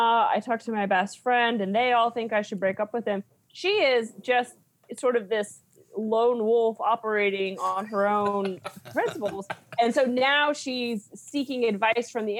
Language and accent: English; Kansas, United States; moved away; I'm from Kansas